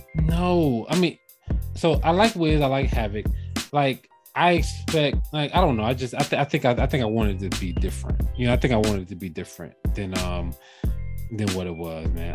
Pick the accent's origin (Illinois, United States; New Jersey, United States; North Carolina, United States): New Jersey, United States; being from Jersey